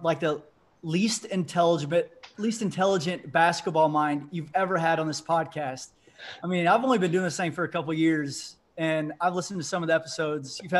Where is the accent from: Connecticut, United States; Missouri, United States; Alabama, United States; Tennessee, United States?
Missouri, United States; Lee's Summit; moved away as an adult; also born or lived in Raytown, Missouri; now in Des Moines, United States; I grew up in the Kansas City metro, lived in Raytown, which is like basically right in the heart of Kansas City. Lived there until second grade, then moved out to a suburb of Lee Summit.